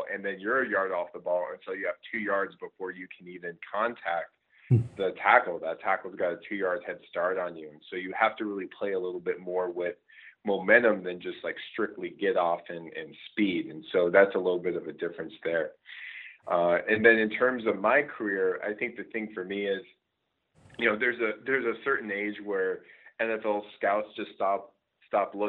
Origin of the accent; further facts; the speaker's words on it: Scottsdale, Arizona, United States; moved away as an adult; also born or lived in Michigan; So I'm actually originally from Scottsdale, Arizona